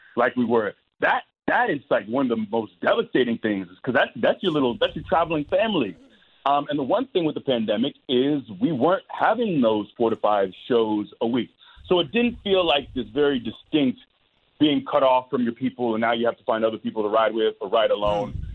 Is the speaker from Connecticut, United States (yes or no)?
no; Tampa, Florida, United States; Tampa is my hometown. I'm born and raised here